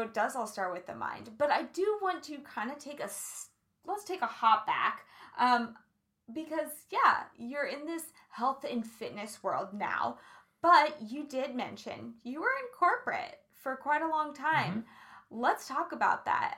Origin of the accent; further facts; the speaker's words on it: Kansas, United States; I grew up in Kansas